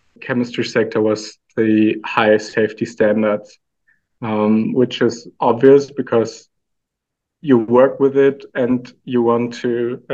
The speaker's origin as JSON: {"language": "English", "town": "Aalen", "region": "Baden-Württemberg", "country": "Germany", "tie": "born or raised there", "moved": "as an adult", "lives_now": "Austria", "said": "I was born in Germany in a small town called Aalen."}